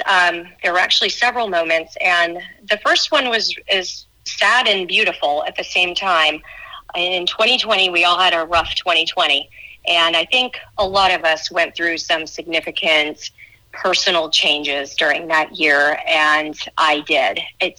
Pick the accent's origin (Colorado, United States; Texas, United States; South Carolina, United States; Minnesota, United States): Texas, United States; also born or lived in New York / Arizona / Florida; So I would say I'm from Texas, although I think my parents would disagree with me on that, being from New York. Spent 17 years in Texas, basically being educated there